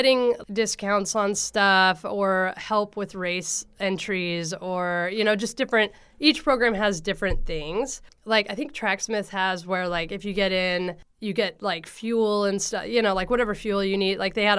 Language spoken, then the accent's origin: English; Coos Bay, Oregon, United States; also born or lived in Portland; And I grew up in Coos Bay, where Prefontaine grew up, you know, like... So for half my life, then we moved to the Portland area.